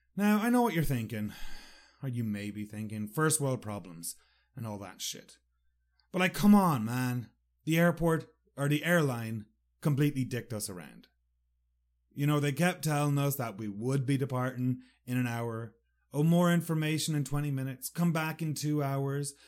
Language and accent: English; Sligo, Connacht, Ireland; moved away; Sligo, my hometown